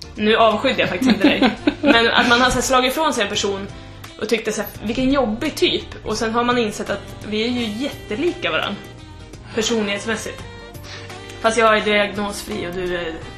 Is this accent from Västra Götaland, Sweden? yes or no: no; Tystberga, Södermanland, Sweden; also born or lived in Trosa; jag är från Tysberga.